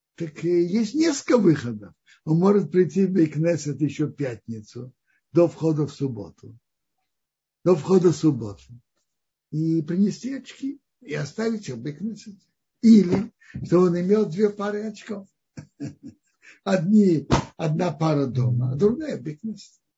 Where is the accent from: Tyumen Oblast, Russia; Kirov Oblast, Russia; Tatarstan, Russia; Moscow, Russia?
Tatarstan, Russia; Kazan; moved away; also born or lived in Tashkent; Я родился в Казани, мы родились в Казани, я родился в Казани, затем я жил в Ташкенте